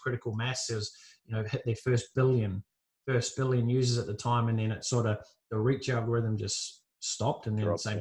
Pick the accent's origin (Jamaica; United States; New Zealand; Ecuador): New Zealand; moved away as an adult; now in Gold Coast, Australia; I grew up in New Zealand, moved from New Zealand to the Gold Coast here in Australia